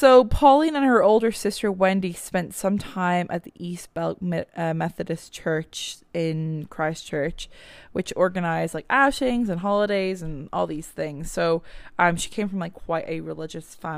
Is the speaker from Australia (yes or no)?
no; Ireland; now in Canada; I'm Irish